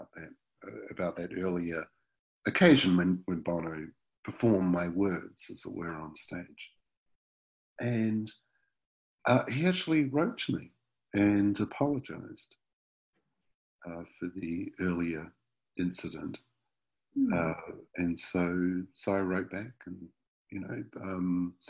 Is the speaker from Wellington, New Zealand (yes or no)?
yes; Wellington, New Zealand; my hometown, Wellington, New Zealand